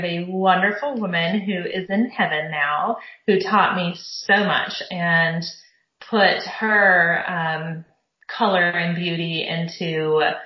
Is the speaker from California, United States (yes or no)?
yes; Southern California, United States; I grew up in Southern California